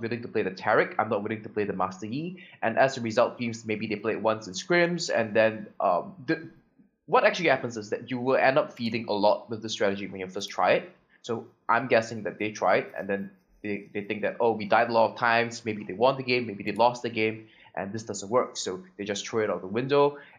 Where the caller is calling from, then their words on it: Ho Chi Minh City, Vietnam; because I'm calling from Vietnam, from Ho Chi Minh City, and I'm the coach for the EVOS team.